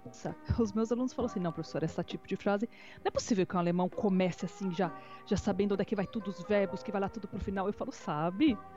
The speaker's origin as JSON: {"language": "Portuguese", "country": "Brazil", "tie": "born or raised there", "also_born_or_lived": "Australia", "moved": "yes", "lives_now": "Germany", "said": "Porque eu cresci no Brasil. Então eu falo que a minha alma é brasileira"}